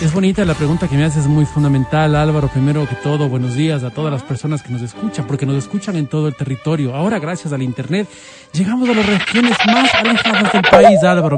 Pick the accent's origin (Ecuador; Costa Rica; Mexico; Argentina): Ecuador